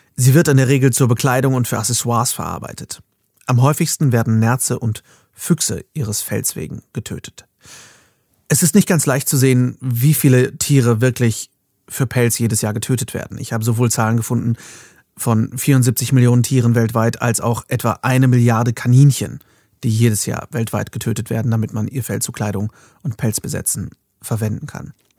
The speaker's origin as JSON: {"language": "German", "country": "Germany", "said": "bei uns in Deutschland"}